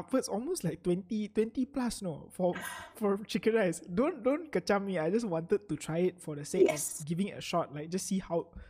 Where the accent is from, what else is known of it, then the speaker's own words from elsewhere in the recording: Puchong, Selangor, Malaysia; I'm pretty Puchong. Far away. I mean, I was from Puchong.